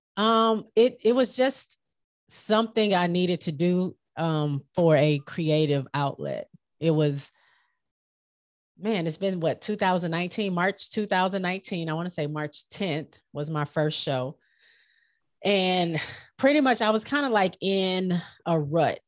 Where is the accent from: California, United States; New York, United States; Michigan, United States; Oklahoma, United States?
Michigan, United States; moved away as an adult; I grew up in Michigan, right off the lake, Lake Michigan.